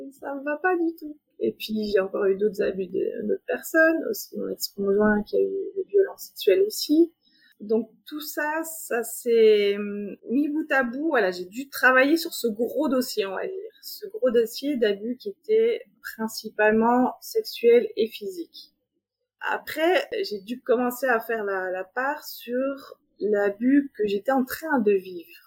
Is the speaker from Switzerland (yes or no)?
yes; Geneva, Switzerland; je suis euh, de Genève, j'ai trois enfants